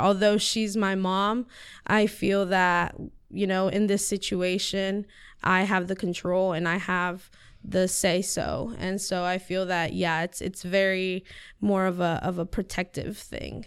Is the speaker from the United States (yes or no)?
yes; Siler City, North Carolina, United States; first language Spanish; English is a second language; also born or lived in Chapel Hill, North Carolina; I've lived in Siler City my whole life. This is where I was, you know, raised.